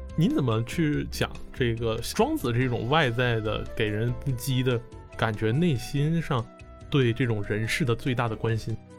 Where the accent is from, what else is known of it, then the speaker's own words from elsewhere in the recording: Northeast China, China; 作为一个东北人